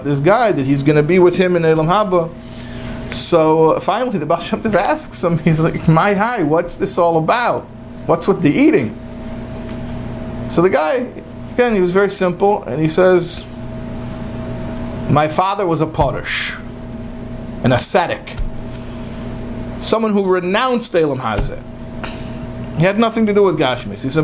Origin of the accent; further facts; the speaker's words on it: United States; I'm an American.